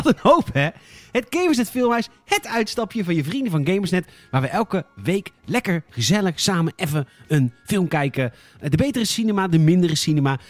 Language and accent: Dutch; Boskoop, South Holland, Netherlands; Ik kom uit Boskoop